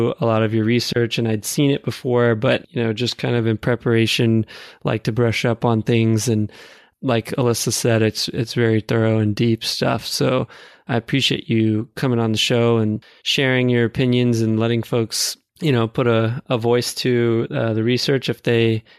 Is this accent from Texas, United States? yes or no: yes; Houston, Texas, United States; now in North Carolina, United States; I'm from Texas originally. It's quite warm where I'm from, Houston, Texas